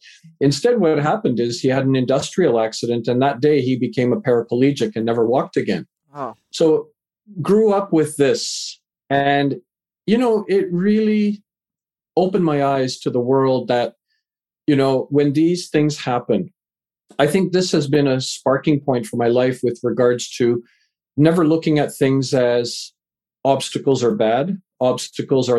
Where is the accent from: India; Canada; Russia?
Canada; Vancouver, British Columbia; also born or lived in England; raised in Canada, live in Vancouver, Canada, moved here when I was a wee lad, just 4 years old